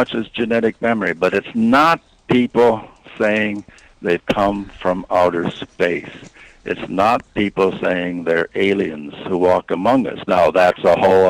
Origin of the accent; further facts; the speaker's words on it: Iowa, United States; I'm from Iowa